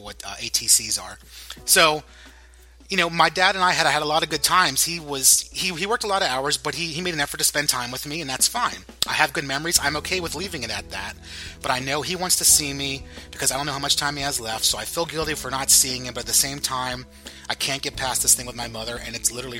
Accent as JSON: {"language": "English", "region": "Pennsylvania", "country": "United States", "said": "I'm from Pennsylvania, so we say guys all the time"}